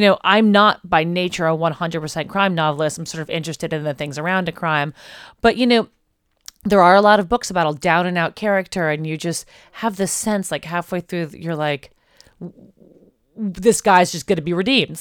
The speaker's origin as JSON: {"language": "English", "town": "New York City", "region": "New York", "country": "United States", "moved": "yes", "lives_now": "Los Angeles, United States", "said": "I'm from Brooklyn, New York"}